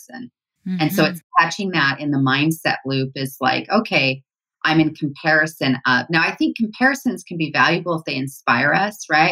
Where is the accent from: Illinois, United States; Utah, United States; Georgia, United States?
Utah, United States; I grew up here in Utah